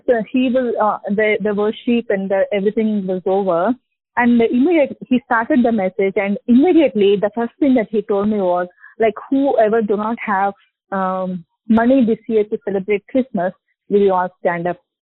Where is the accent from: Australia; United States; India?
India; Hyderabad, Telangana; I'm from Hyderabad